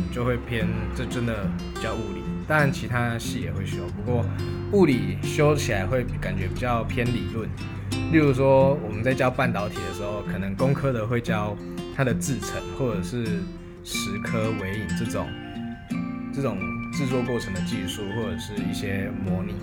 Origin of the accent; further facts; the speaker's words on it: Pingtung County, Taiwan; moved away as an adult; now in Taoyuan, Taiwan; 我的家乡在屏东